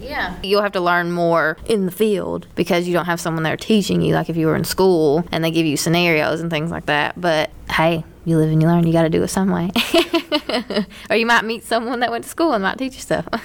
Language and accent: English; Whitesburg, Kentucky, United States; moved away; that affected my hometown